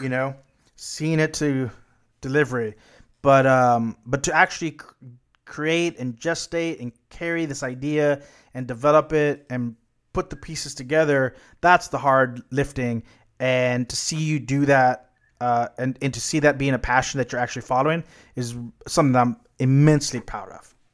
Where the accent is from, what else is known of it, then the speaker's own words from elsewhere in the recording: United States; as an American